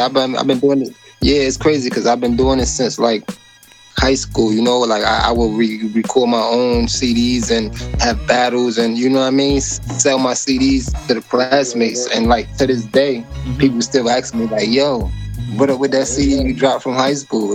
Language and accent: English; Hartford, Connecticut, United States; Hartford, Connecticut, man. CT. That's, that's, that's my hometown. Yep, CT, born and raised